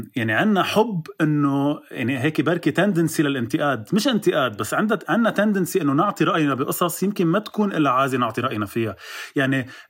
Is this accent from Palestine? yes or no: no; Lebanon; عندنا بلبنان